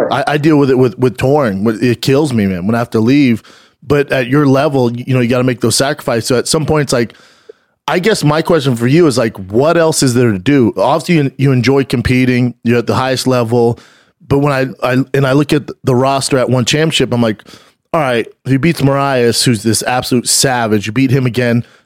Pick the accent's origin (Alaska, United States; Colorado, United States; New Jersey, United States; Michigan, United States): Colorado, United States; Denver; I'm from Denver